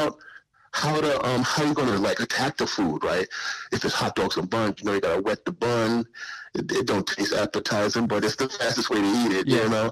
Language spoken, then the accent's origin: English; New York City, New York, United States; also born or lived in Suffolk County, Long Island; I'm originally from South Jamaica, Queens